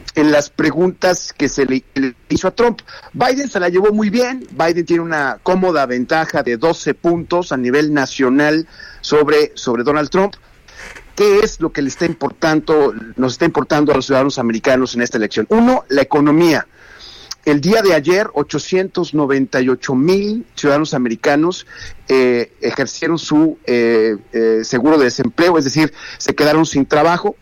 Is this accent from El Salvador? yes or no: no; Mexico; los mexicanos somos tal por cual